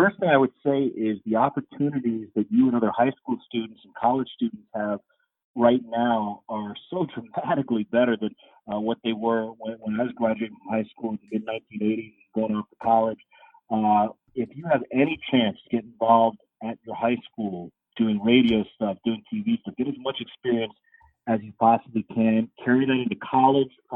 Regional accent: South Florida, United States; I grew up in South Florida

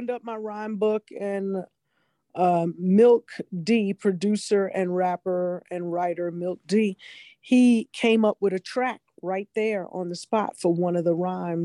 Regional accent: New York City, New York, United States; growing up in Brooklyn in the 70s

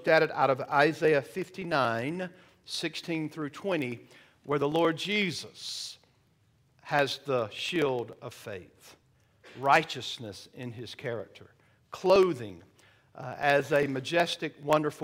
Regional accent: Georgia, United States; I'm from Georgia

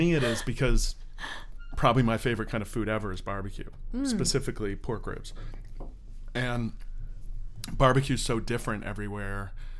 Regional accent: Orlando, Florida, United States

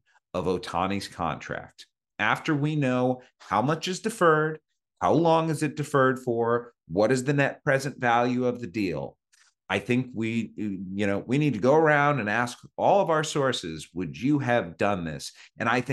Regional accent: Cleveland, Ohio, United States; now in Kansas City, United States; I live in Kansas City. Right. I grew up in Cleveland.

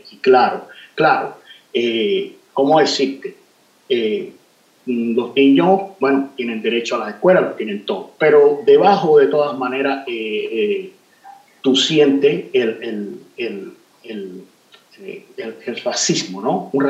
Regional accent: Havana, Cuba; yo vengo del barrio de San Isidro, que es un barrio marginal, es decir, donde se fundó el movimiento de nosotros, es un barrio que está en, eh, eh, cercano al puerto

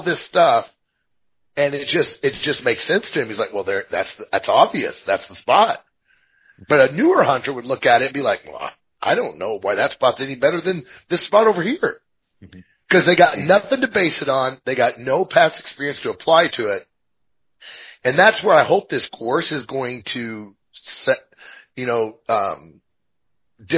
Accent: Midwest, United States; now in Montana, United States; I'm from the Midwest.

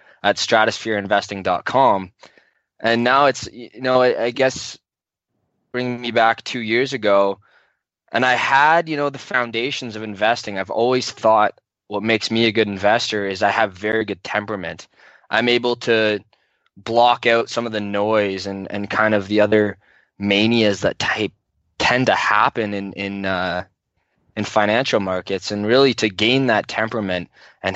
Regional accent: Canada; I'm a Canadian

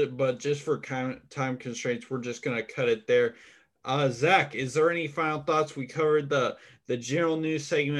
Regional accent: Indianapolis, Indiana, United States; my hometown, Indianapolis, Indiana

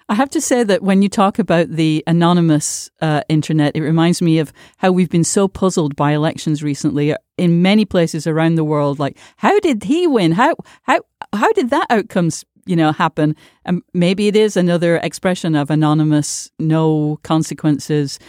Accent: United Kingdom; I grew up in Britain

